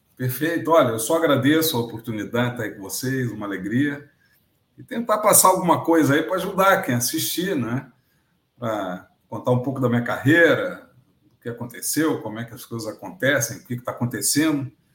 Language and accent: Portuguese; Rio de Janeiro, Brazil; now in Rio Grande do Sul, Brazil; sou carioca, moro no Rio Grande do Sul, mas sou nascido no Rio de Janeiro